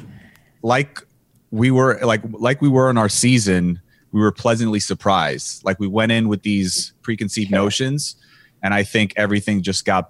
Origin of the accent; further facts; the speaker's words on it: Miami, Florida, United States; I was from Miami